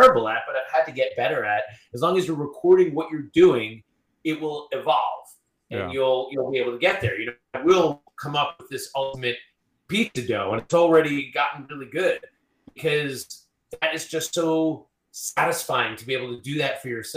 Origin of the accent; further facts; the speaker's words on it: Long Island, New York, United States; moved away; where I grew up in Long Island